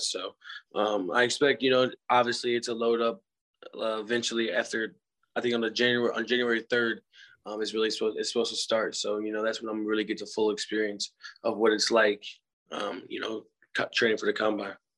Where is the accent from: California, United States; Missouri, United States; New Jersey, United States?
Missouri, United States; I was a hometown kid